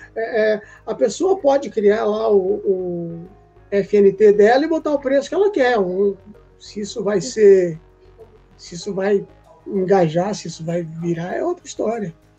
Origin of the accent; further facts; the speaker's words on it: Presidente Prudente, São Paulo, Brazil; eu sou nascido em São Paulo, mas eu fui criado no interior, em Presidente Prudente